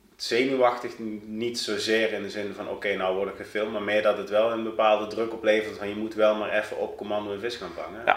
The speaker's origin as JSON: {"language": "Dutch", "town": "Doenrade", "region": "Limburg", "country": "Netherlands", "tie": "born or raised there", "moved": "as an adult", "lives_now": "Eindhoven, Netherlands", "said": "Ik kom uit een heel klein dorpje in de buurt van Sittard, van Zuid-Limburg. Ja? Eh, ehm, dorpje Doenraden. Nou, het is, ik denk als het duizend inwoners heeft, is het heel veel"}